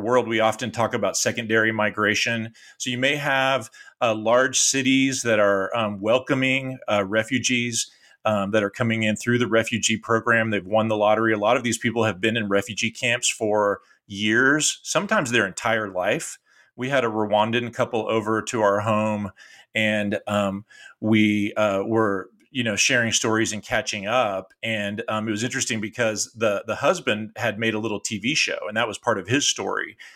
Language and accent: English; Austin, Texas, United States; moved away as an adult; the house that I grew up here in Austin, Texas